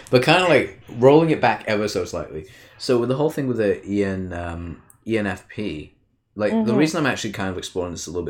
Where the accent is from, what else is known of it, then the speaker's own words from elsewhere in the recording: Canada; I'm from Canada. Oh, Canada. I'm Canadian, bro.